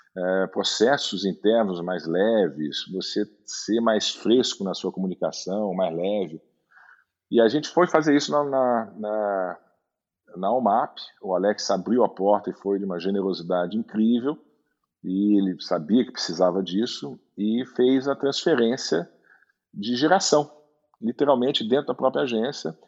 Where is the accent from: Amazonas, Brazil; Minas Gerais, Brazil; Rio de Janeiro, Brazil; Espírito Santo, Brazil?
Rio de Janeiro, Brazil; moved away as an adult; also born or lived in Munich / Düsseldorf / São Paulo; eu cresci no Rio, minha, minha adolescência foi no Rio